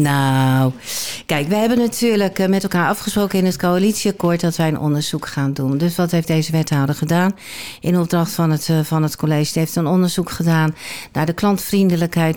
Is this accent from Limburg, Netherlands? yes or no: no; Rotterdam, South Holland, Netherlands; moved away as an adult; now in Alkmaar, Netherlands; Ik ben nou, geboren en getogen in Rotterdam. Afkomst verlogen je niet, dus dat dat hoor je 9 van de 10 keer nog wel